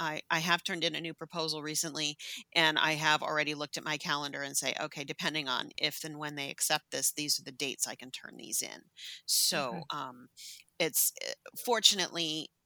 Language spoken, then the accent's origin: English; San Francisco, California, United States; I grew up in San Francisco. I grew up in the Sunset District